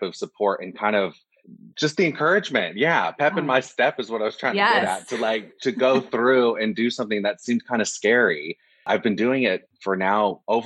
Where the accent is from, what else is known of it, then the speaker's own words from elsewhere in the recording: Orange County, California, United States; I grew up in Los Angeles, well, Orange County, which is about 45 minutes to an hour away from Los Angeles